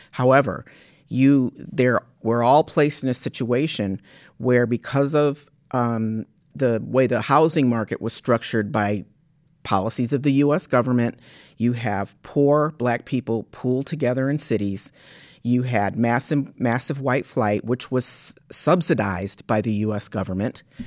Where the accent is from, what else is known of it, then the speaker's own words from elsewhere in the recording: Washington, District of Columbia, United States; moved away as an adult; also born or lived in Michigan; my family's from Michigan, uh, but I, I grew up in Washington, D C, and, but came back to Michigan State, um, to go to college